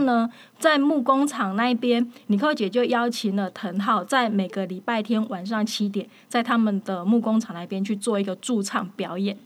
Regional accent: Taiwan; 我们台湾这边

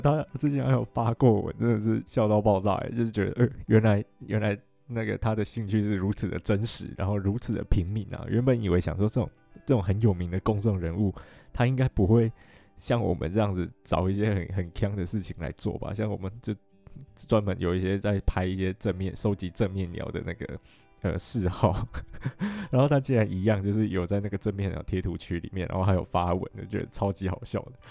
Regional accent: Taiwan; “你们从台湾来的吗？”我就说：“对。”

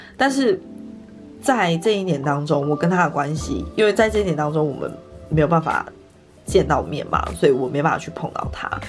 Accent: Yilan, Yilan County, Taiwan; 我老家在宜兰，所以我们那时候就是过年期间全部的时间都在宜兰

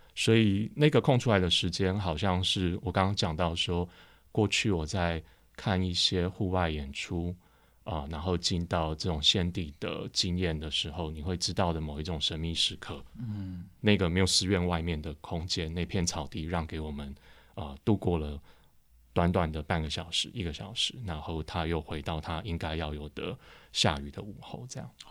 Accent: Taipei, Taiwan; 我出生在附近，我是嗯。出生在那个济南路上， 就是新生站的后面的一条巷子里

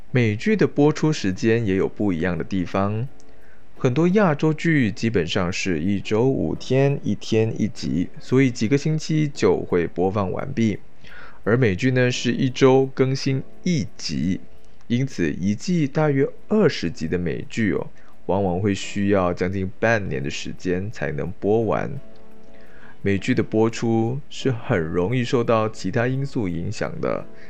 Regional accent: Malaysia; 对于一个马来西亚华人的我

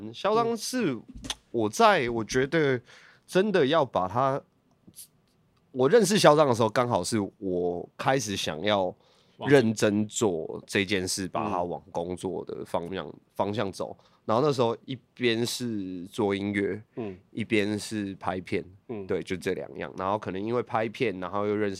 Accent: Hsinchu, Hsinchu City, Taiwan; 对，我新竹人。

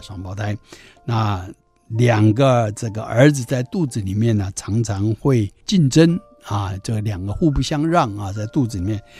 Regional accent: Taiwan; 我们台湾人过去的民间宗教风俗

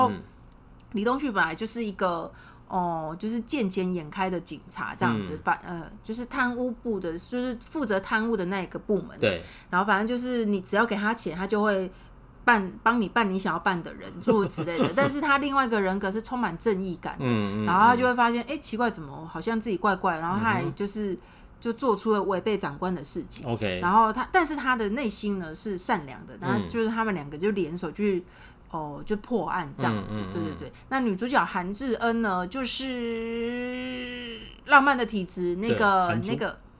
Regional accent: Taiwan; 我是台湾人

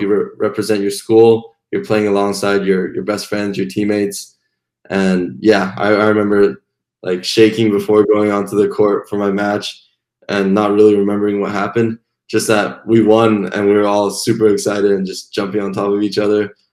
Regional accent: Canada; also born or lived in Taiwan / Montreal; I was born in Taiwan, and I moved to Canada with my sister and my mom when I was seven

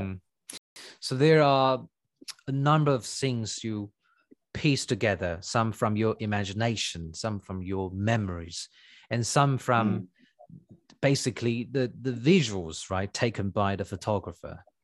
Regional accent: Tainan, Taiwan; I'm from Tainan

